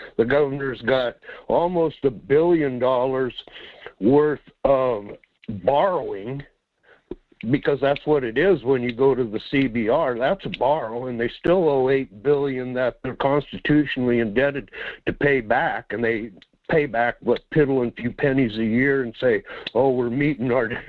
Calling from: Quinhagak, Alaska, United States; Yes, good morning. It's … out here in Quinhawk.

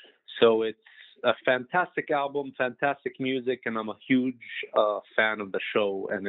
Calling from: Los Angeles, California, United States; I'm calling from Los Angeles, California.

